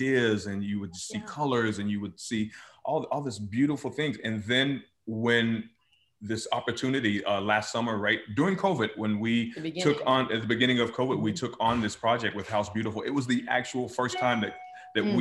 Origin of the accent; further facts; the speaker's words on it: the South, United States; moved away; I miss my family because they're all there still in the South